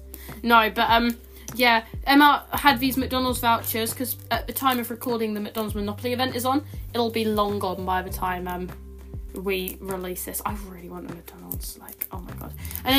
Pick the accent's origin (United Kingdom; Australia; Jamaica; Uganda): United Kingdom; We're British